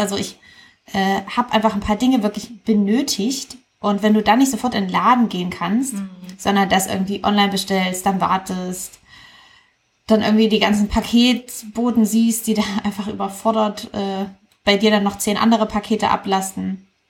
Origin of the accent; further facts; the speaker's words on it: East Germany, Germany; die Tradition in meiner Familie. Wir kommen ja aus Ostdeutschland